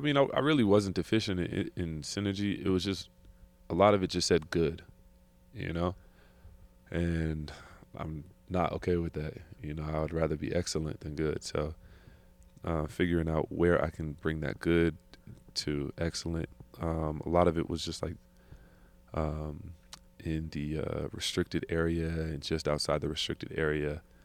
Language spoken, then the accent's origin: English; California, United States; I'm from California